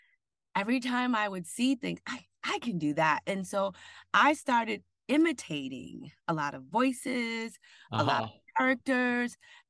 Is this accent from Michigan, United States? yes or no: yes; Benton Harbor, Michigan, United States; I'm originally from Michigan